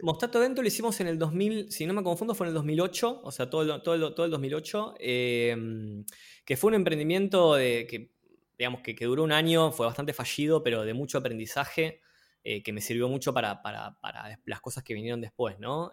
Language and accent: Spanish; Buenos Aires, Argentina; porteño desde la cuna, este, nacido en Villa Crespo, después pasé por Barrio Norte, Colegiales, Belgrano, Arte y Colegiales de nuevo, eh, Almagro, nada, pasé por varios, por varios barrios de la capital federal, pero siempre, siempre por acá.